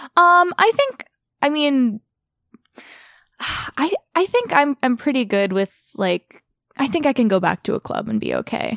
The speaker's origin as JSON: {"language": "English", "area": "Orange County", "region": "California", "country": "United States", "tie": "born or raised there", "also_born_or_lived": "Burbank, California", "moved": "as an adult", "lives_now": "North Hollywood, United States", "said": "we moved to Orange County when I was like seven. So I spent most of my life in Orange County"}